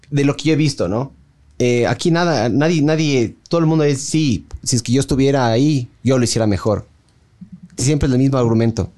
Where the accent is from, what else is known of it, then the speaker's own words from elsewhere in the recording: Ecuador; la falta de identidad que tenemos, yo creo como ecuatorianos